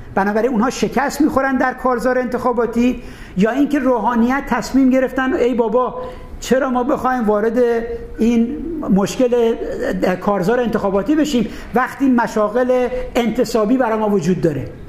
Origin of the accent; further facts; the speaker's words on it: Khuzestan, Iran; من خوزستانی هستم